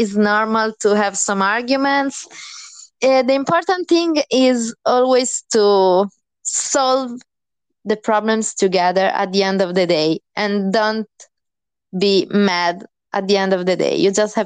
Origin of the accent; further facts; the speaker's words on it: Italy; moved away as an adult; I'm from Italy